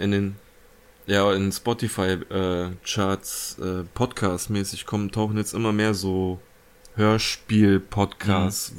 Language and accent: German; Germany; bei uns in Deutschland